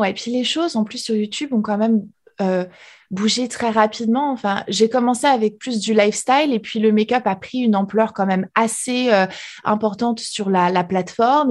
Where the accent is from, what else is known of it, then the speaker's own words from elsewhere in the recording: France; first language French; moved away as an adult; now in United States; française expatriée aux États-Unis